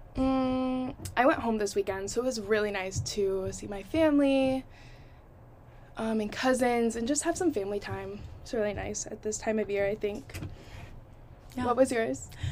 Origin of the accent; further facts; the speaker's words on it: Toledo, Ohio, United States; moved away as an adult; my hometown, Toledo, Ohio